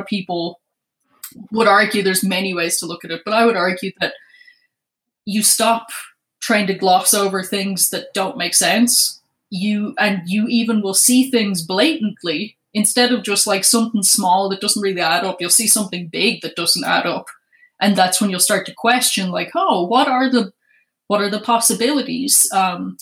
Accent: Ireland; moved away; I was born in Ireland. And in 2008, I was still in Ireland.

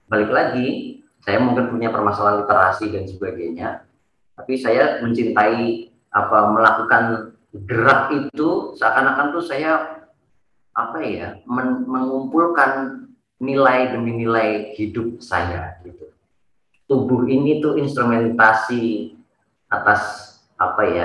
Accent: Surakarta, Central Java, Indonesia; besar di di Eh, salah satu kampung di Solo dan saya kebetulan tidak mencintai sekolah

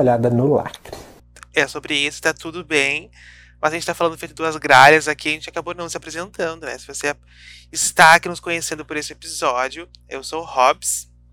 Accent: Rio Grande do Sul, Brazil; nós que somos aqui do, do sul, do Rio Grande do Sul

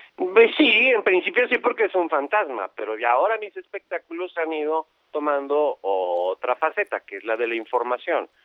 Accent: Mexico

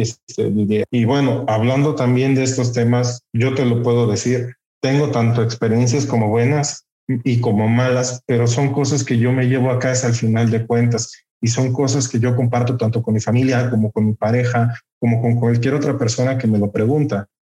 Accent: Texcoco, State of Mexico, Mexico; orgullosamente texcocano. De hecho, Curiosamente cuentan mis papás que la semana de nacido yo llegué aquí a Texcoco, entonces como tal, pues yo soy más de Texcoco que de la Ciudad de México

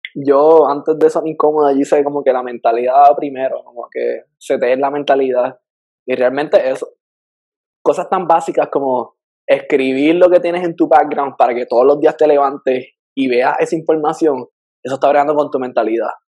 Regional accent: Puerto Rico; moved away as an adult; now in Miami, United States; yo salí de Puerto Rico

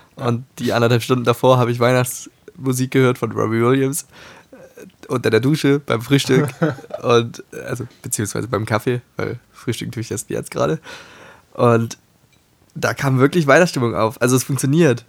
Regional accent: Hamburg, Germany; als Hamburger Junge

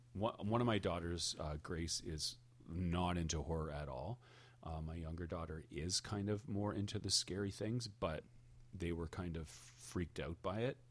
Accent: Hamilton, Ontario, Canada; we are from Hamilton, Ontario

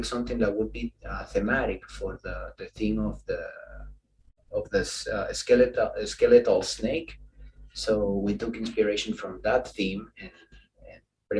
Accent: Dominican Republic; English is a second language; Not really, actually. In the Dominican Republic, that's not a celebration by any means

